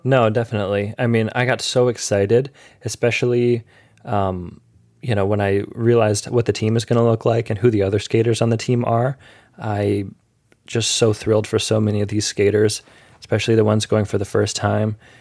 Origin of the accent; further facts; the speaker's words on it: Michigan, United States; I'm from Michigan